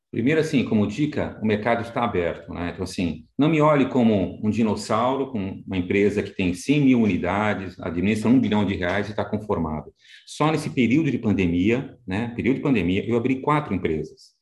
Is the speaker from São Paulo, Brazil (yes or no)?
yes; Santos, São Paulo, Brazil; now in São Paulo, Brazil; sou de Santos, né? Então inicialmente nasci na cidade de Santos. Hoje estou mais em São Paulo, mas nasci na cidade de Santos.